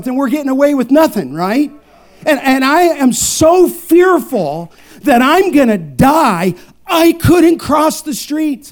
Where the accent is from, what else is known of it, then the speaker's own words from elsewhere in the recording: Los Angeles, California, United States; I grew up in Southern California in the San Fernando Valley